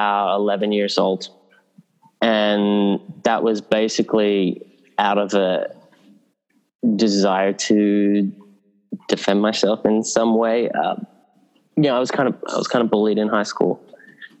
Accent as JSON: {"language": "English", "town": "Sydney", "region": "New South Wales", "country": "Australia", "tie": "born or raised there", "also_born_or_lived": "England", "moved": "as an adult", "said": "a kid growing up in Northern Beaches in Sydney"}